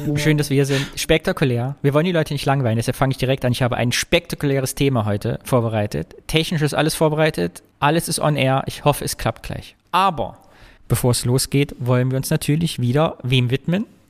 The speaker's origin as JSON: {"language": "German", "region": "East Germany", "country": "Germany", "said": "als Ostdeutscher"}